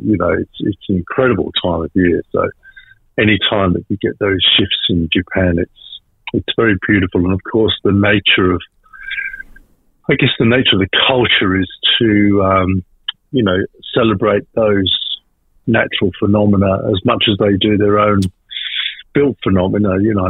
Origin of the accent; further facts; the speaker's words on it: Western Australia, Australia; Travel writer, born and bred in West Australia.